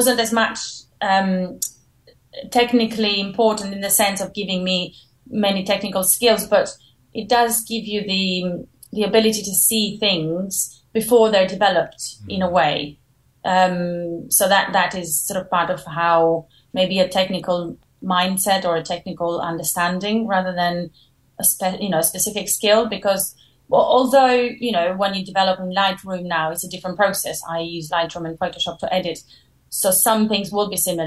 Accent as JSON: {"language": "English", "country": "Albania", "also_born_or_lived": "Clermont-Ferrand, France / Paris, France", "moved": "as an adult", "lives_now": "London, United Kingdom", "said": "I am from Albania originally, and I went to study in France, in Paris, when I was 18."}